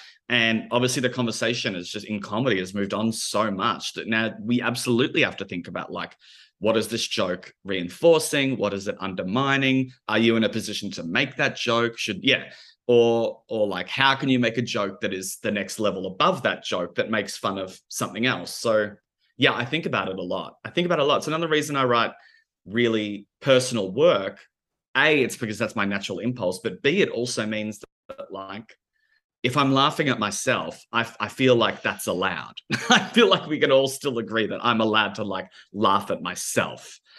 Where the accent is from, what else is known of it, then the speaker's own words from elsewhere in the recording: Melbourne, Victoria, Australia; we both make queer theatre, we're both from Melbourne, we're both of, like, similar ages